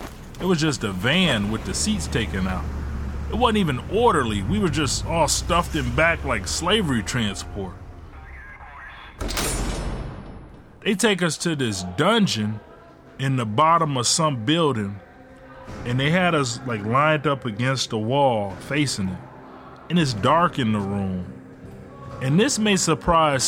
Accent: Ecorse, Michigan, United States; also born or lived in Detroit, Michigan; When my mom left my dad, we moved from Detroit to Ecorse. Ecorse is one of the only suburbs outside of Detroit that Detroiters look down on. But I ain't think about it. I was just a 12-year-old kid growing up

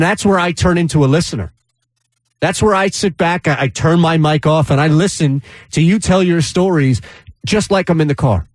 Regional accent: Philadelphia, Pennsylvania, United States; as a Philadelphian

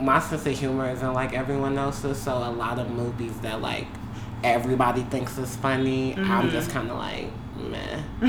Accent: Chicago, Illinois, United States; now in Washington, D.C., United States; I'm from Chicago, and I went to Howard University. That's where I met Safi and Jordan. I'm living in Washington, D.C., single

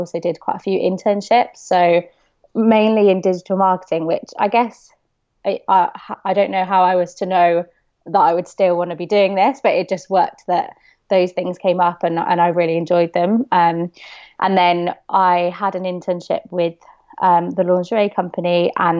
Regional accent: Bristol, South West England, United Kingdom; So I'm from Bristol

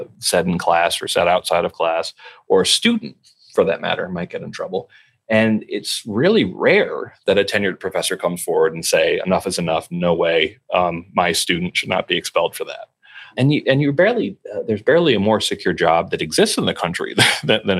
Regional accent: near Newtown, Connecticut, United States; I grew up in near Newtown, Connecticut

